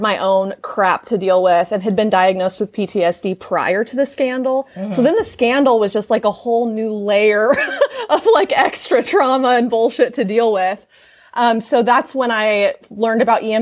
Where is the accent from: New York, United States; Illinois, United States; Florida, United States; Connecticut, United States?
Illinois, United States; Southern; I grew up in Southern Illinois where it's very conservative